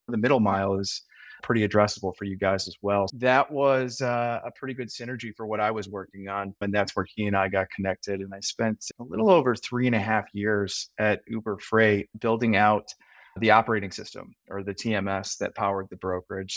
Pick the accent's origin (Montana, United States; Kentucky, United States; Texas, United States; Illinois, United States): Illinois, United States; Chicago; moved away as an adult; also born or lived in Ohio / San Francisco; I am a uh, native Chicagoan, uh, born and raised